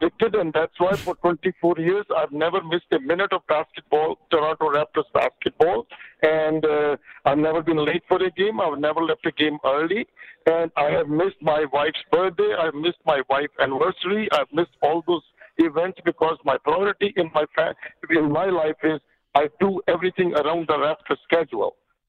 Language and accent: English; India; now in Canada; Well, you know, I came here in 84 from India, and for the first few years, for the first little time, I struggled